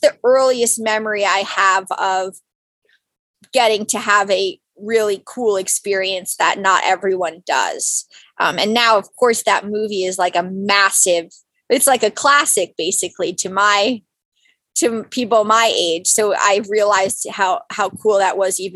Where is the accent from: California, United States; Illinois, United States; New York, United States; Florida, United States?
New York, United States; Westchester County; Born and raised in New York.